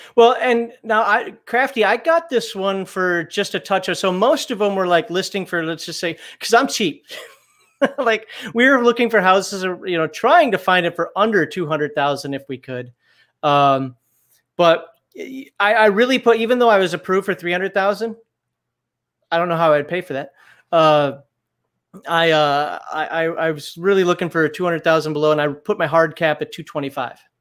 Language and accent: English; Minnesota, United States; also born or lived in Germany; now in Alabama, United States; I'm from Minnesota.